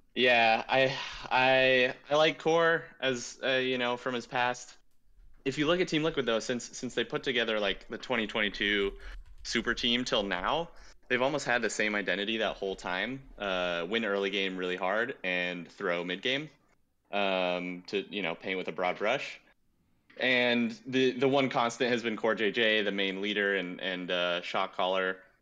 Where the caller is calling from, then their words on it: Huntington Beach, California, United States; calling from Huntington Beach, California